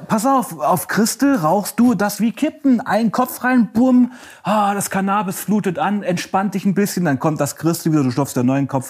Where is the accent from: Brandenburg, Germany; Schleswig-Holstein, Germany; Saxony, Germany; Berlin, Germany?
Saxony, Germany; also born or lived in Weißenfels, Saxony-Anhalt / Leipzig; Ich komme aus Sachsen